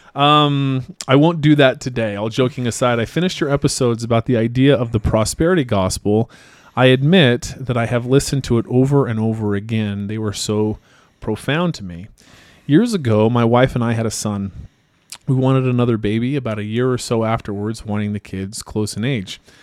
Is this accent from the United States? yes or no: yes; Idaho, United States; I'm also from Idaho